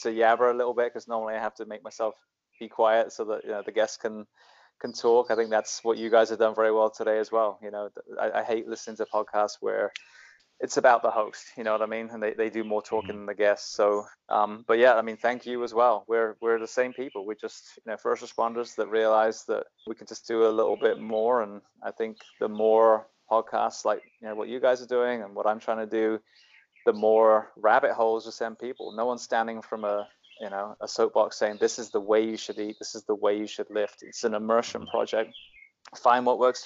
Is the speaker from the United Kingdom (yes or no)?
yes; United Kingdom; now in United States; I'm still British through and through. I mean, I adore living in the US and serving, but yeah, I'm still very ingrained Britishman.